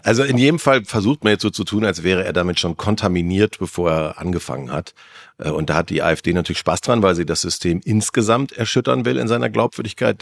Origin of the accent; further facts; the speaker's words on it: North Rhine-Westphalia, Germany; ich bin in NRW aufgewachsen